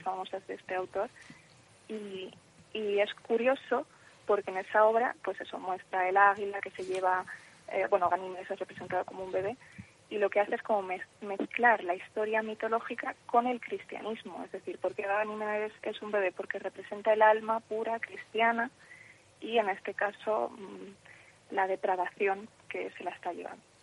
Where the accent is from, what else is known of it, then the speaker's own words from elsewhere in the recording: Madrid, Community of Madrid, Spain; Madrid, que es de donde soy yo